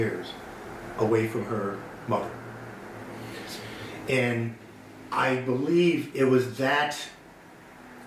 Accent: right outside of Philly, New Jersey, United States; moved away as an adult; also born or lived in Bronx, New York / Illinois; now in Oswego, United States; I grew up in Jersey, right outside of Philly

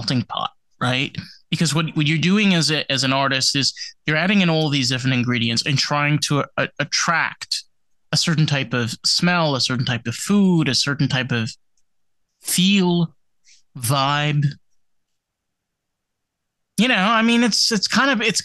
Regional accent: Suffern, New York, United States; I grew up in Rockland County, New York, which is an actual county. I grew up in Suffern in Rockland

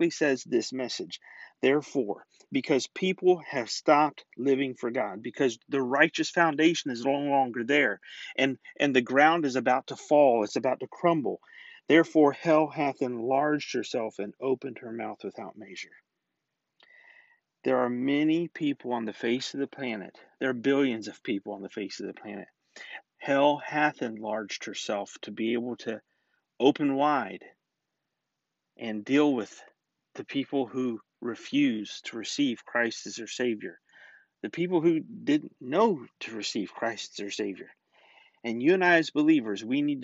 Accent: Florida, United States; I grew up in Florida

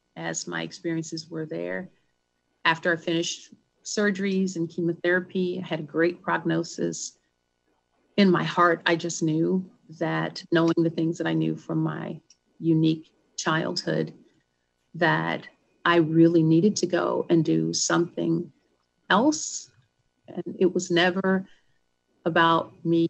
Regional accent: South Central Louisiana, United States; moved away; also born or lived in Bentonville, Arkansas; I am from a very large family in South Central Louisiana

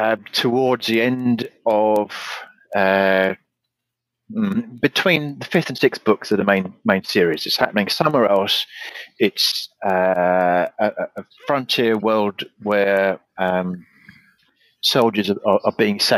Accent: United Kingdom; my hometown, where the Celtic Queen Boudica burnt the place to the ground

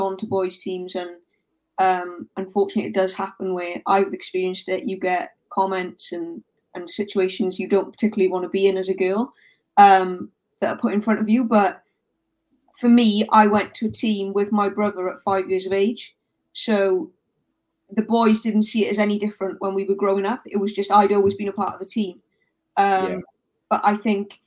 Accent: South Wales Valleys, United Kingdom; I grew up in South Wales Valleys

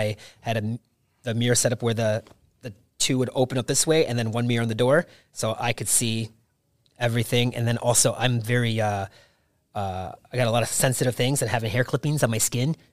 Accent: Greenville, Michigan, United States; moved away as an adult; now in Las Vegas, United States; From Michigan. Made in the Philippines, born in Michigan

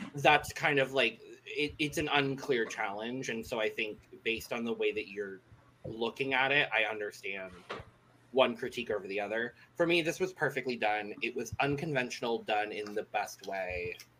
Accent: Arizona, United States; I'm born and raised in Arizona

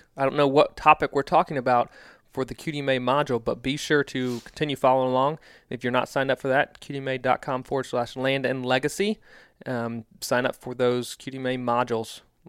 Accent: East Coast, United States; now in Midwest, United States; we are Midwesterners. I grew up on the East Coast, but, like, this is home now.

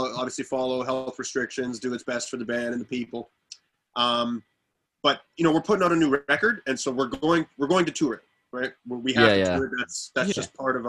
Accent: Alberta, Canada; now in Sherwood Park, Canada; to tour as a Canadian act

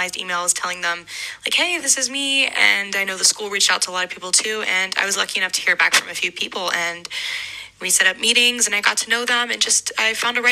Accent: Atlanta, Georgia, United States; also born or lived in Missouri; I'm originally from Atlanta

